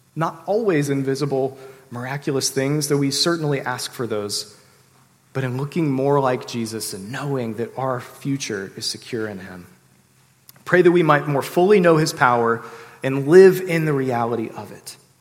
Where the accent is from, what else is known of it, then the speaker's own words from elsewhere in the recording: Sterling, Virginia, United States; I grew up in the Washington, D.C. suburbs in Sterling, Virginia